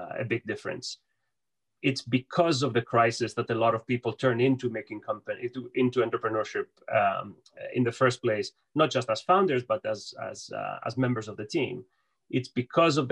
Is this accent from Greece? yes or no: yes; Piraeus, Attica, Greece; moved away as an adult; now in United States; I was born and raised in Piraeus. I moved to the US when I was 18